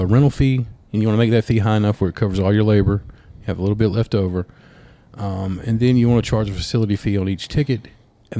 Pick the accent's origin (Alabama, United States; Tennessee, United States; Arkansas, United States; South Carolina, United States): Alabama, United States; Ashford; moved away as an adult; also born or lived in Auburn, Alabama; I'm from Ashford, but I went, you know, lived in Auburn for a little bit